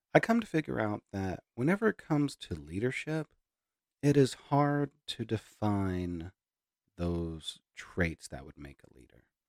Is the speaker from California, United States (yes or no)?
no; Hereford, Texas, United States; moved away; also born or lived in Amarillo; my hometown of Hereford